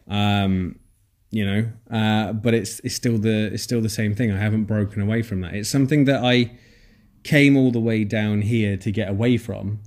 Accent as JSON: {"language": "English", "town": "Nottingham", "region": "East Midlands", "country": "United Kingdom", "moved": "as an adult", "lives_now": "Bournemouth, United Kingdom", "said": "I moved to Bournemouth, which is where I am now from Nottingham, where I'm from"}